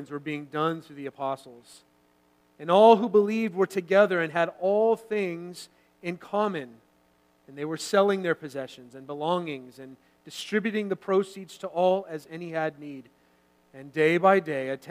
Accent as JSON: {"language": "English", "town": "Santa Rosa", "region": "California", "country": "United States", "tie": "born or raised there", "moved": "as an adult", "said": "my wife and I, we grew up there in actually Sonoma County wine country. If you're familiar with that area, Santa Rosa, California"}